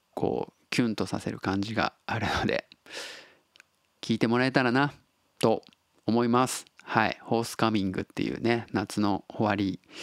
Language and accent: Japanese; Tottori, Japan; accent: Tottori dialect; moved away as an adult; also born or lived in Kobe; now in Osaka, Japan; 鳥取生まれでえっと高校3年生の後浪人したんでまあ、えー、19歳まで鳥取にいたんですよ